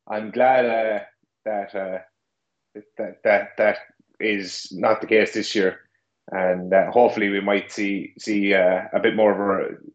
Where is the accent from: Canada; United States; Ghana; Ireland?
Ireland; As a, as an Irishman, we uh, we tend to uh, speak a bit quick every now and again.